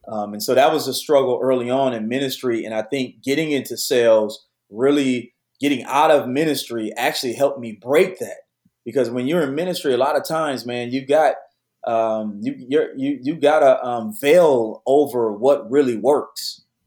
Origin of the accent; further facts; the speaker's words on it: Detroit, Michigan, United States; moved away as an adult; now in Houston, United States; I was born and raised in Detroit, so I'm a PK.